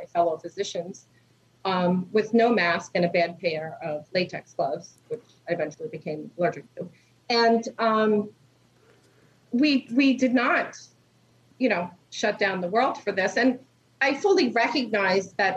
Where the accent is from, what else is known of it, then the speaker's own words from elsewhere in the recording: New York City, New York, United States; moved away as an adult; now in Delaware, United States; I was born in Lenox Hospital. I grew up in Queens.